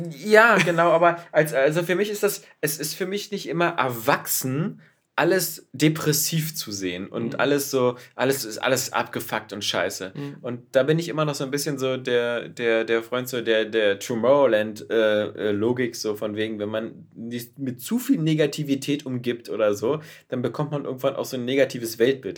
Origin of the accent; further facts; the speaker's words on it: Berlin, Germany; aufgewachsen äh, und geboren in Berlin in der Böttcherstraße.